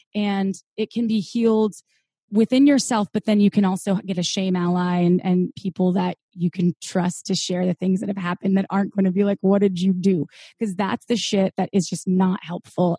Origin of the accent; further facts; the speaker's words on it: Midwest, United States; brought up in the Midwest, and it was pretty conservative